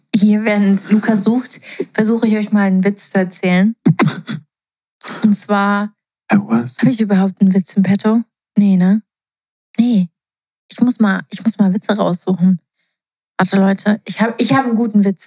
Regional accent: Portugal; moved away; ich bin ja in Portugal ähm, aufgewachsen

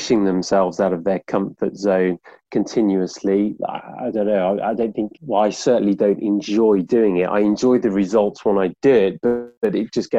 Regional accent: Birmingham, West Midlands, United Kingdom; now in London, United Kingdom; I'm from Birmingham

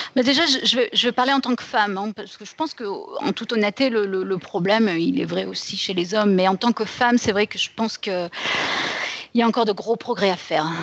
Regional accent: France; moved away as an adult; now in United States

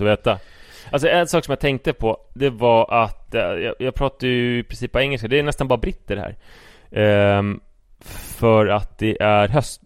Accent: Sweden; om jag står för min svenskhet och pratar som en svensk

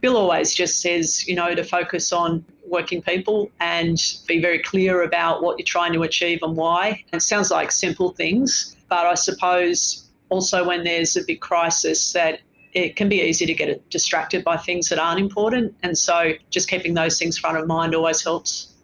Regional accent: Sydney, New South Wales, Australia; moved away as an adult; now in Melbourne, Australia; I live by myself in Melbourne and I'm from Sydney.

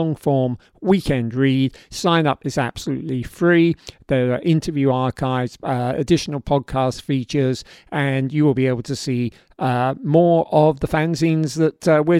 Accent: London, United Kingdom; accent: Cockney; falling back into my old Cockney accent

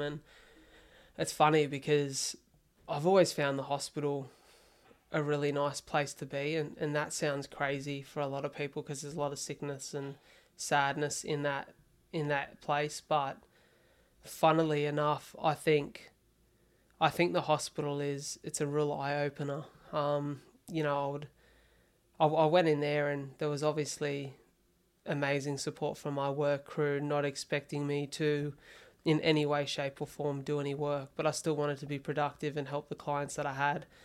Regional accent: Wollongong, New South Wales, Australia; moved away as an adult; also born or lived in Melbourne; I spent the first year in Wollongong, which was you know, my hometown

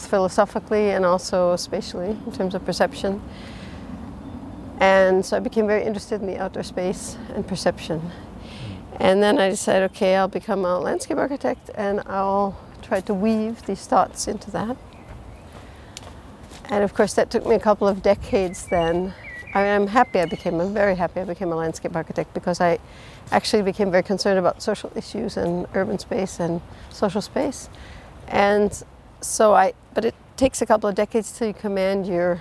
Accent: Chicago, Illinois, United States; now in Zurich, Switzerland; I'm from Chicago

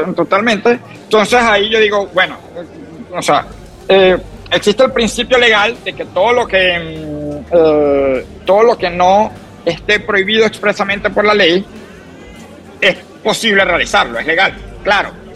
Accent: Venezuela; moved away as an adult; also born or lived in Boston, United States; now in San Francisco, United States; como venezolano que me regresé al país

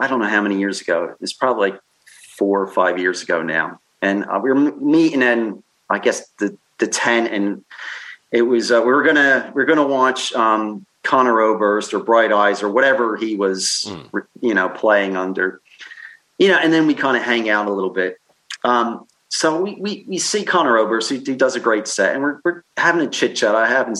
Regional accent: Philadelphia, Pennsylvania, United States; now in London, United Kingdom; growing up in Philadelphia, we always had Philly Fridays on the radio, and I worked at a couple radio stations, and I was sick of all that gamble and huff. And I'll tell you what, now that I live in London, I can't get enough of that.

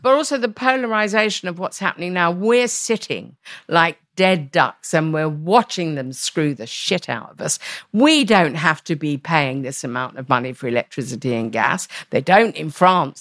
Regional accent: London, United Kingdom; I was born in the East End

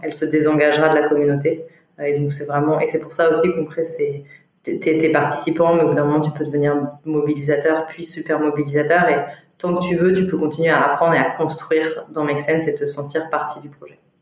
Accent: Grenoble, Auvergne-Rhône-Alpes, France; moved away as an adult; now in Paris, France; j'ai grandi pendant, pendant 20 ans à Grenoble

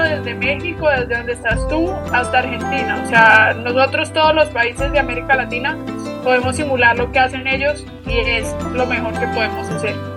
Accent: Medellín, Antioquia, Colombia; also born or lived in Australia; yo soy de Medellín, eh, por el acento creo que te puedes dar cuenta un poquito

